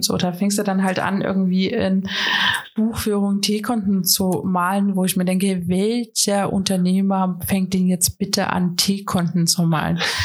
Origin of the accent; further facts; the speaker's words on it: Riesa, Saxony, Germany; Ich komme aus Riesa